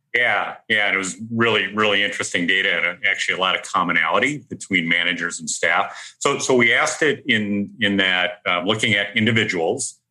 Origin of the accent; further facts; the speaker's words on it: Minnesota, United States; born and raised in Minnesota.